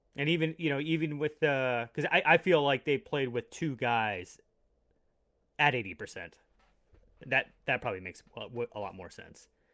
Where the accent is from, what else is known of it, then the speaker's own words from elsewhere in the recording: Long Island, New York, United States; I was born in Long Island